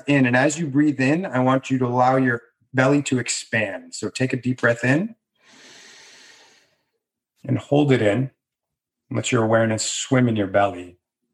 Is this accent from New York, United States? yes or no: no; Massachusetts, United States; I grew up in Massachusetts